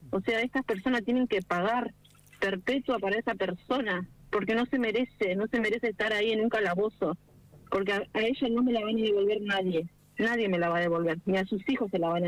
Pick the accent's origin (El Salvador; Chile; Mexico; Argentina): Argentina; Pellegrini; yo no vivo en Toay, pero yo soy de Pellegrini.